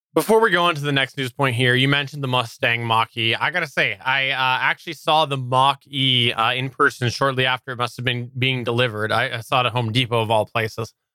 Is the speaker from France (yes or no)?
no; Canada; I'm a Canadian